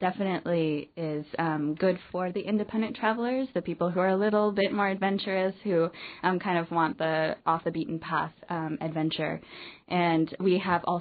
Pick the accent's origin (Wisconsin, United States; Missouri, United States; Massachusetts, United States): Wisconsin, United States; now in Los Angeles, United States; I grew up in Wisconsin, and I currently live in Los Angeles, California.